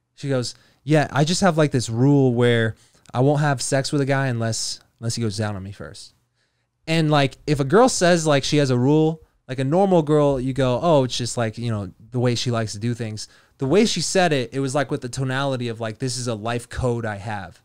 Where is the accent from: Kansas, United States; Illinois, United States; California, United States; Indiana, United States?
Kansas, United States; moved away; I'm from Kansas originally